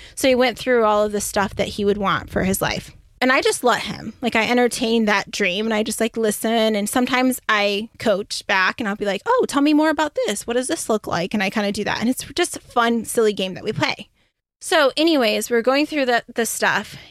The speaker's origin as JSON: {"language": "English", "region": "Michigan", "country": "United States", "also_born_or_lived": "Beaufort, South Carolina", "moved": "yes", "said": "I'm originally from Michigan."}